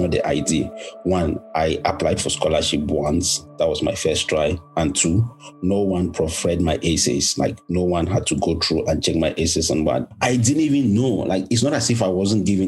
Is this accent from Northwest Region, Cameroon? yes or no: yes; Bamenda, Northwest Region, Cameroon; I am Cameroon from Bamenda. Of course, the beautiful city, the best place in the world. But, you know, I grew up in a family of three